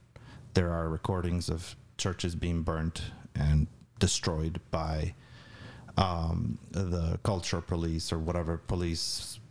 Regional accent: Albania; To me, it was. Although I had grown with, you know, was brought up with no particular religious upbringing, it was.

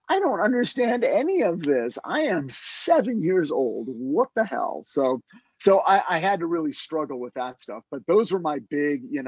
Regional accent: Monterey Park, California, United States; also born or lived in Burbank, California; I grew up in Monterey Park, California, which is like East LA, just outside of downtown LA, but East Side.

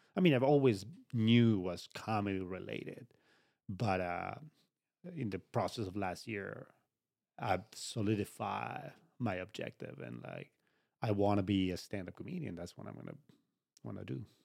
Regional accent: Uruguay; moved away; It was all back home. I'm from Uruguay

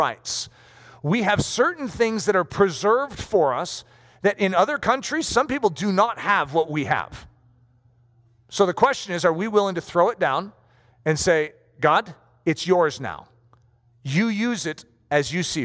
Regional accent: United States; as American citizens

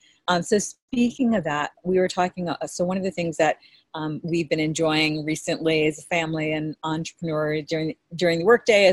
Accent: Hawaii, United States; when I was growing up in Hawaii

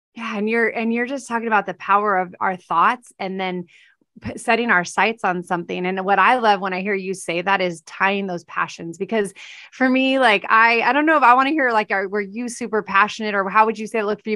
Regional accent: California, United States; I'm from Cal-, California

